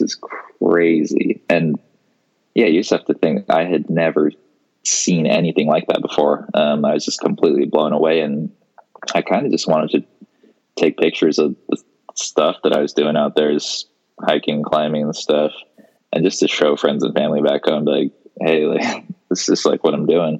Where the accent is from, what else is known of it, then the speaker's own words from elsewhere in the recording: Seattle, Washington, United States; I am born and raised in Seattle, Washington. Still live here.